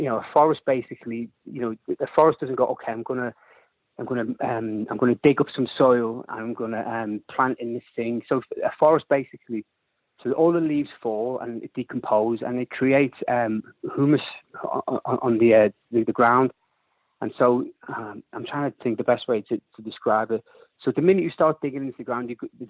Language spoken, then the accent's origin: English; Liverpool, North West England, United Kingdom; I'm a Scally from Liverpool